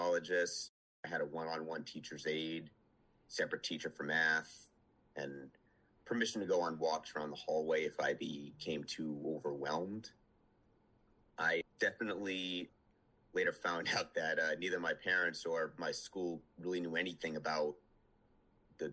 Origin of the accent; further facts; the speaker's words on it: Western Rhode Island, United States; also born or lived in Omaha, Nebraska; When I was eight, my family moved from Omaha, Nebraska to Western Rhode Island. I was born in Rhode Island, but moved out there like before I could, when I was like not even two.